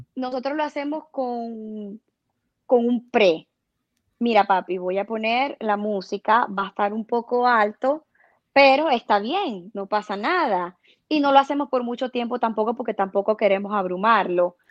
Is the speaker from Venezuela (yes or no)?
yes; Venezuela; moved away as an adult; nosotros somos inmigrantes, tenemos cuatro años aquí y, mm, bueno, llegamos como todos con... Mm, eh, nosotros somos venezolanos